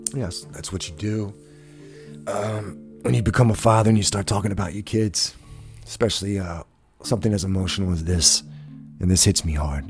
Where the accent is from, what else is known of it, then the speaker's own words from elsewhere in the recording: United States; as an American people